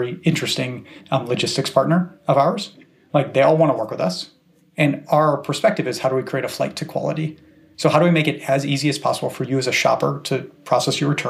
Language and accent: English; Cleveland, Ohio, United States; now in Bay Area, United States; I grew up in Cleveland, which is America's favorite city.